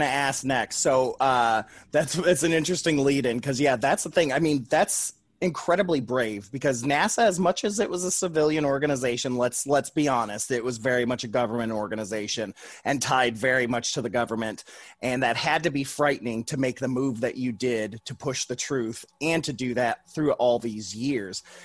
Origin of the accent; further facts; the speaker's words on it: Toledo, Ohio, United States; Toledo, Ohio, which is where I grew up